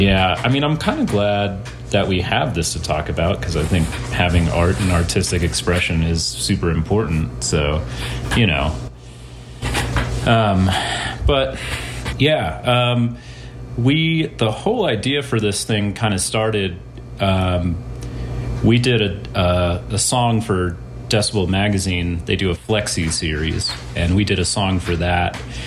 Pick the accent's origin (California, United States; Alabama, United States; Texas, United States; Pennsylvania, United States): Texas, United States; North; moved away as an adult; now in Denver, United States; I'm from North Texas originally. And I moved to Denver about, God, eight plus years ago